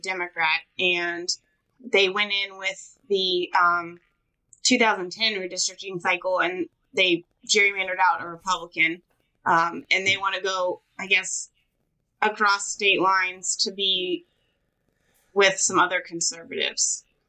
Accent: California, United States; also born or lived in San Francisco; now in Georgia, United States; I'm from California

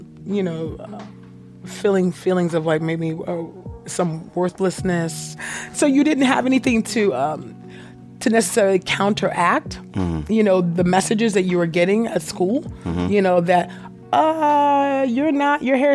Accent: San Jose, California, United States; also born or lived in Los Angeles; we grew up in Silicon Valley in schools that were predominantly white

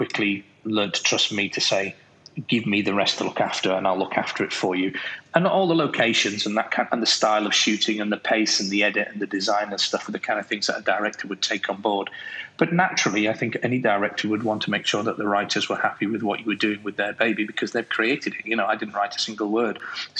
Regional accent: England, United Kingdom; accent: English; you said about my English accent earlier on.

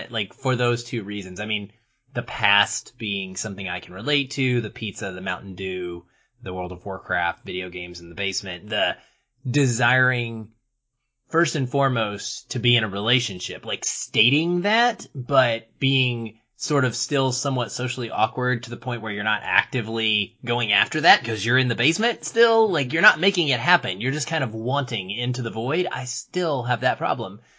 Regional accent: Little Rock, Arkansas, United States; mean, I'm from Little Rock

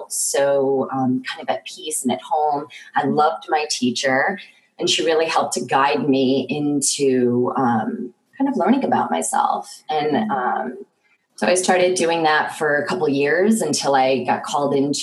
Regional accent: New York, United States; moved away; I'm actually originally from New York, and I actually grew up as an artist

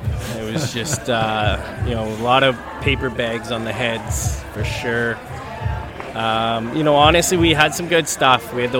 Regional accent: Edmonton, Alberta, Canada; growing up in Edmonton

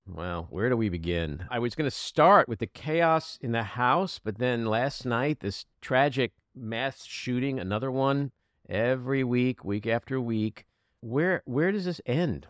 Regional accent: United States; As an American Jew and a, a left winger

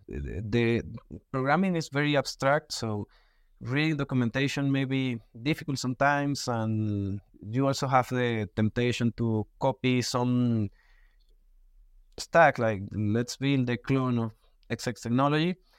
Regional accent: Venezuela; English is a second language; moved away as an adult; now in Mexico; I was born in Venezuela, but I have been living in Mexico six years.

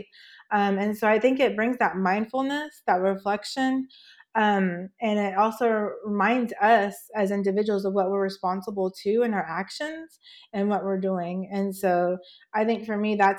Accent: Oklahoma, United States; also born or lived in Oregon / New Mexico; now in Washington, United States; I was born in Oregon, but grew up in Oklahoma

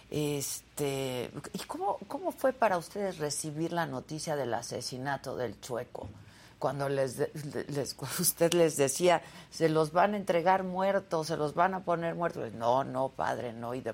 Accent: Mexico; Este, finalmente todos somos mexicanos independientemente de nuestra preferencia, ¿no? Todos somos mexicanos.

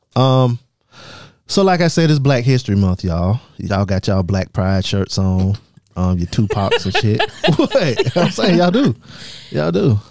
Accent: southern South Carolina, United States; I'm from, I'm from South, South Carolina. I'm from the south part of South Carolina

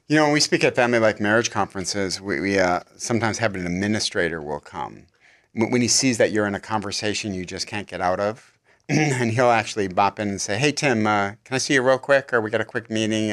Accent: Michigan, United States; now in California, United States; I'm from Michigan

